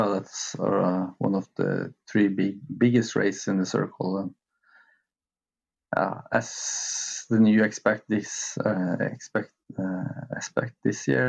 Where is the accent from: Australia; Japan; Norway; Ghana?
Norway; Lillehammer, Innlandet; where I have finished here in my hometown